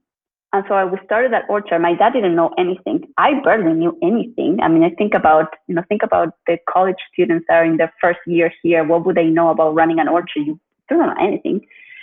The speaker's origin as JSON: {"language": "English", "country": "Chile", "tie": "born or raised there", "said": "I'm originally from Chile, and I grew up in Chile"}